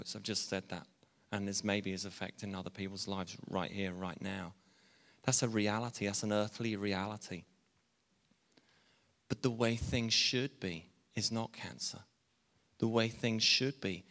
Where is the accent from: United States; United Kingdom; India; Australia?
United Kingdom; England; I'm English